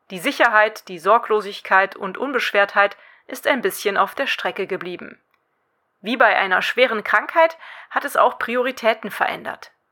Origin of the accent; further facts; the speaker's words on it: Cologne, North Rhine-Westphalia, Germany; Die beiden sind die Geschäftsführerinnen zweier Unverpacktläden hier in meiner Heimatstadt Köln.